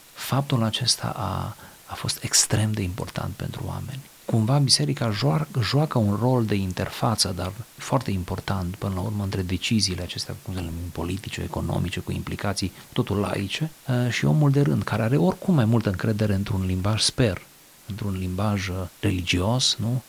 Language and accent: Romanian; Romania; în țara mea, în România